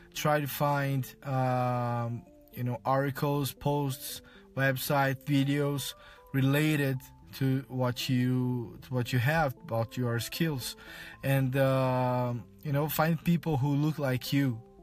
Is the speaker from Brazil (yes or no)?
yes; Brazil; first language Portuguese; English is a second language; I'm from Brazil, I speak Portuguese as my, my modern language